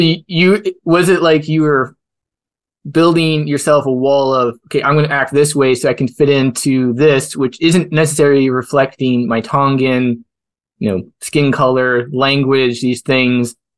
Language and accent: English; Canada; as a Canadian